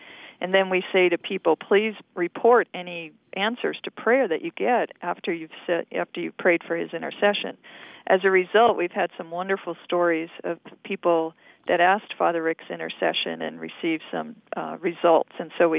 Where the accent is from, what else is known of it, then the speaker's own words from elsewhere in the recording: Hawaii, United States; moved away as an adult; I was born and raised in Hawaii, and that's where I was from.